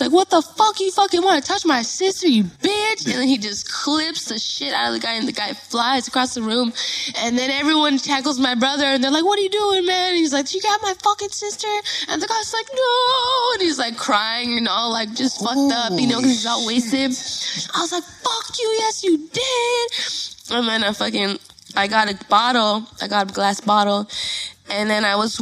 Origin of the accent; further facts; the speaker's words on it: Los Angeles, California, United States; I was born and raised in Northeast Los Angeles